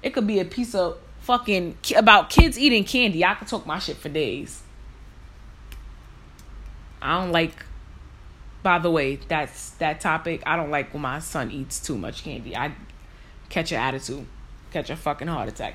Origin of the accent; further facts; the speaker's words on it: New York City, New York, United States; I was born and raised in New York.